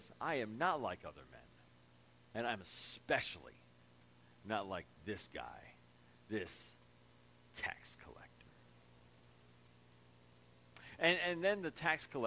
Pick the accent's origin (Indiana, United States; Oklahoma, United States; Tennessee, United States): Indiana, United States; Crown Point; growing up in Crown Point, and the wind would switch and come off the lake.